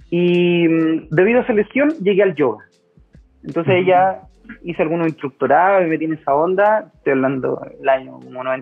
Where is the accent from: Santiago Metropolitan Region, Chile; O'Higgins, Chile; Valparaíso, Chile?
Valparaíso, Chile; Quilpué; yo soy de Quilpué, ¿cachai? De la quinta región, de los cerritos de Quilpué, y tengo 38 años.